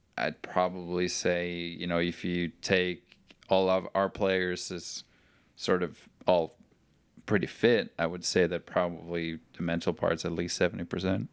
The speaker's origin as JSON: {"language": "English", "country": "Norway", "moved": "as an adult", "lives_now": "Chattanooga, United States", "said": "I'm from Norway."}